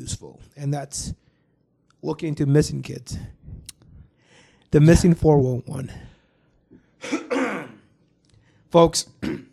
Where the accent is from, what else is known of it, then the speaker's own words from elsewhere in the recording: Rock County, Walworth County, Wisconsin, United States; us being in the Walworth County area, we grew up in the Rock County, Walworth County